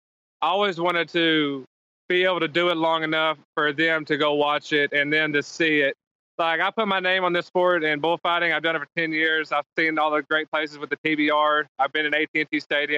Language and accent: English; an hour from Oklahoma City, United States; that's only an hour from my hometown